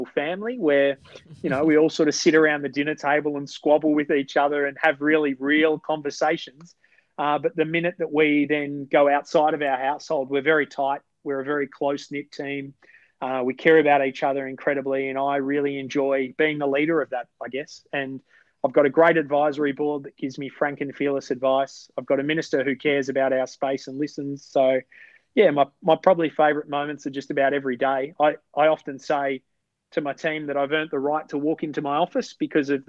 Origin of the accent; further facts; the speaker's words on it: Melbourne, Victoria, Australia; moved away as an adult; now in Sydney, Australia; I grew up in Melbourne. In a suburb called Fairfield, which is very different to the Fairfield up here